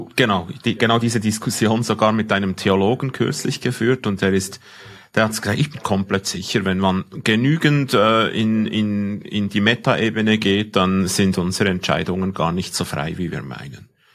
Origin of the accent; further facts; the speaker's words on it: Switzerland; accent: Swiss German; ich als Schweizer mein Dialekt, mein, mein, mein Deutsch versteht kein, kein ähm, Algorithmus